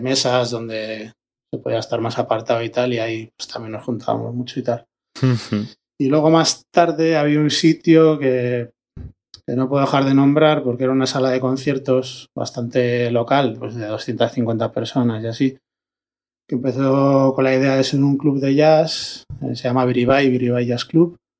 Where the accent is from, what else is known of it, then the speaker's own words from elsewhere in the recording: Logroño, La Rioja, Spain; de Logroño, DJ, y productor